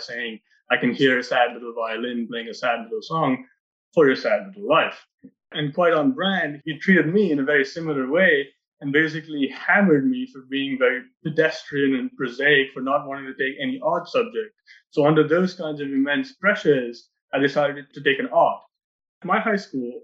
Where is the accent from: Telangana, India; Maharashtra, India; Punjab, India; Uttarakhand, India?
Maharashtra, India; Mumbai; now in Sitka, United States; I grew up in Bombay in India